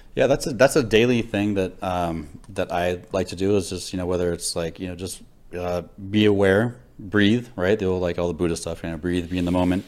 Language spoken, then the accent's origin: English; Los Angeles, California, United States; I grew up in Los Angeles